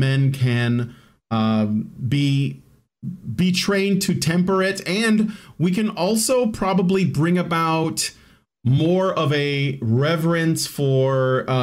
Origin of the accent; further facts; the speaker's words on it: Chicago, Illinois, United States; I grew up in Chicago. I lived in a really ghetto, like violent, gang infested hood for most of my life